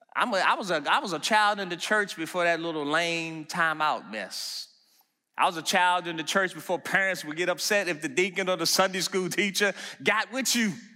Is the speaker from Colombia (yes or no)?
no; Washington, District of Columbia, United States; moved away; also born or lived in Maryland; Growing up in Washington, D C, and then moving out to Maryland